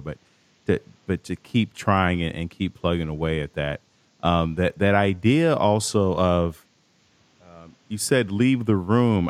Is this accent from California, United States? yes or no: no; Chicago, Illinois, United States; I'm from Chicago